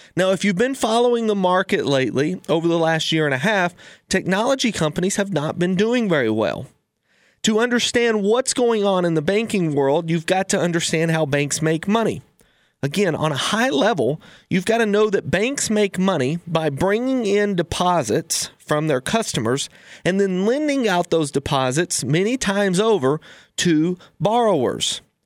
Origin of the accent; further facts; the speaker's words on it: United States; we as an American public